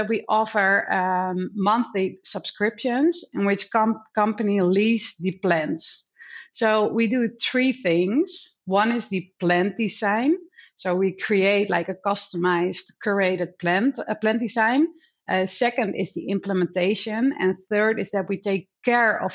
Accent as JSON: {"language": "English", "country": "Netherlands", "moved": "yes", "lives_now": "Hong Kong", "said": "I'm from the Netherlands"}